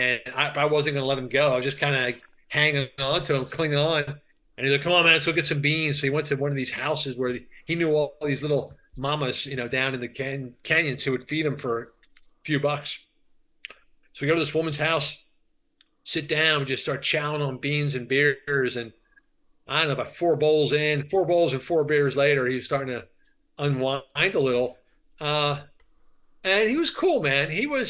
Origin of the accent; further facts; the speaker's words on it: Philadelphia, Pennsylvania, United States; also born or lived in Africa; I'm from Philadelphia.